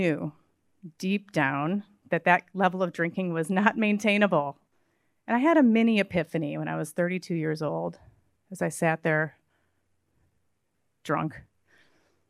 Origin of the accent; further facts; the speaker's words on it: Midwest, United States; I grew up in the Midwest